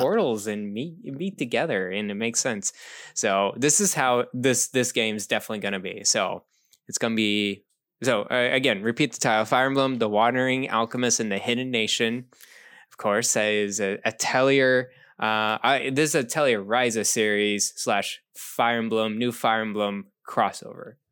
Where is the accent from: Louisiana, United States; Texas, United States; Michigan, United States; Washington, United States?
Texas, United States; moved away; when I grew up in Texas